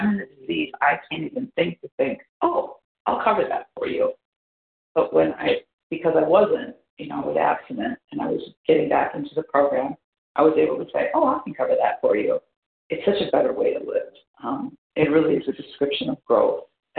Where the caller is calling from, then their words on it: Wisconsin, United States; I'm from Wisconsin.